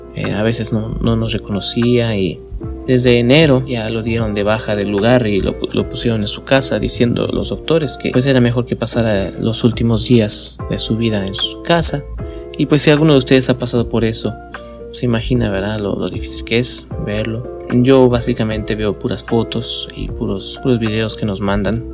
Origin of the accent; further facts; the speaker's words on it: Mexico City, Mexico; yo soy de la Ciudad de México